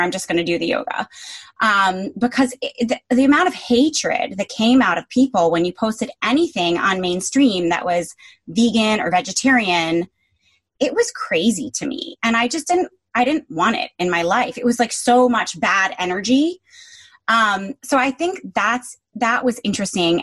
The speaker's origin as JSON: {"language": "English", "region": "Connecticut", "country": "United States", "tie": "born or raised there", "moved": "yes", "lives_now": "New York, United States", "said": "I grew up in Connecticut where your options are McDonald's or Country Club"}